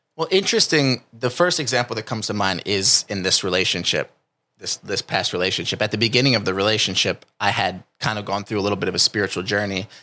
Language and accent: English; New Jersey, United States; now in California, United States; I come from New Jersey, which might be different than where I live now in California.